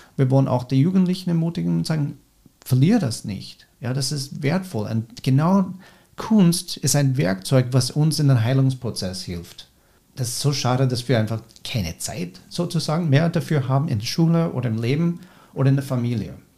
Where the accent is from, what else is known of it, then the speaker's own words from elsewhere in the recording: United States; German is a second language; moved away as an adult; now in Austria; in Amerika, wo ich herkomme